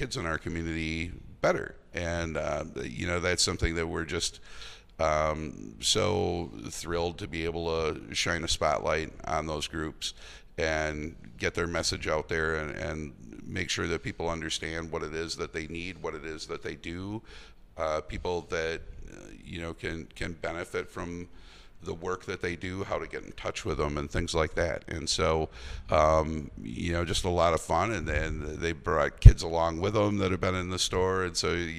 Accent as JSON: {"language": "English", "town": "Eau Claire", "region": "Wisconsin", "country": "United States", "tie": "born or raised there", "said": "growing up in Eau Claire"}